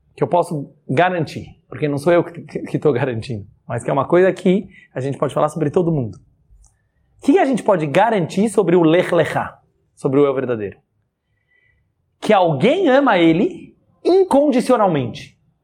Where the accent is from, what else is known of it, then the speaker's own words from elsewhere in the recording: Brazil; todos nós aqui somos brasileiros